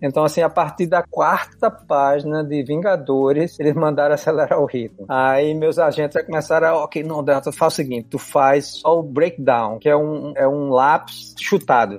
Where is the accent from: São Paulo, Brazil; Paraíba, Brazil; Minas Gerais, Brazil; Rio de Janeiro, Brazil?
Paraíba, Brazil; João Pessoa, Campina Grande; also born or lived in Olinda, Pernambuco / Recife, Pernambuco; Eu só morei em João Pessoa, em Campina. E quando era pequeno, em Olinda e Recife